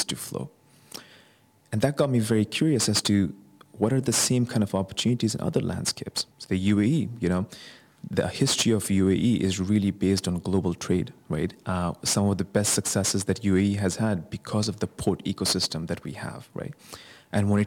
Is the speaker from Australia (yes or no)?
no; Bangladesh; moved away; Bangladesh, which is my home country